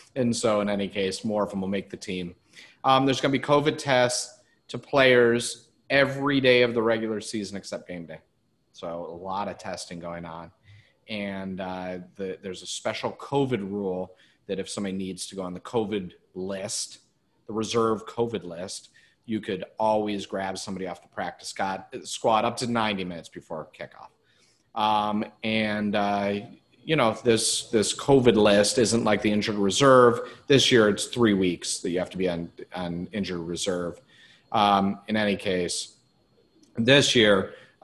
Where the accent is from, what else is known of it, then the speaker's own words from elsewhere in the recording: Cleveland, Ohio, United States; now in Arizona, United States; I grew up in Cleveland